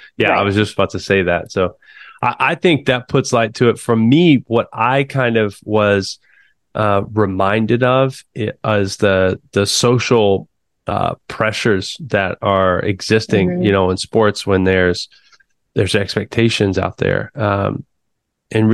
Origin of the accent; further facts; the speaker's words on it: Muskogee, Oklahoma, United States; I grew up in Muskogee, Oklahoma